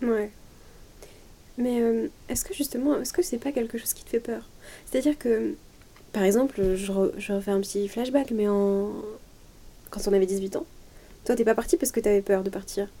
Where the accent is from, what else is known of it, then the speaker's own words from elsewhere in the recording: Lyon, Auvergne-Rhône-Alpes, France; Lyon, c'est là où j'ai grandi, c'est là où je suis née, j'ai jamais mm. vécu ailleurs qu'à Lyon